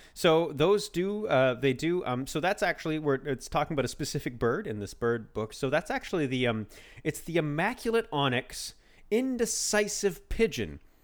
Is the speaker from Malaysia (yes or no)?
no; Canada; we're both Canadian